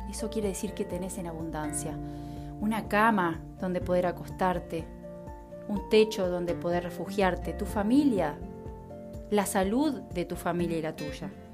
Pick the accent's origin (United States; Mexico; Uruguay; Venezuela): Uruguay; mi país, Uruguay